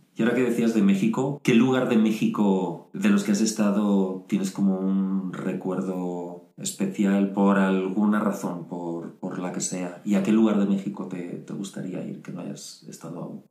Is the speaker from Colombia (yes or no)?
no; Spain; moved away as an adult; Yo me fui de España